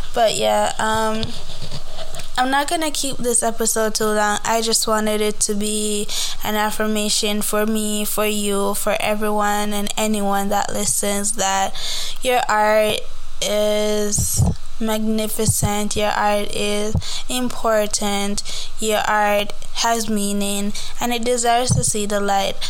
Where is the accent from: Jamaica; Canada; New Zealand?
Jamaica; I grew up in Jamaica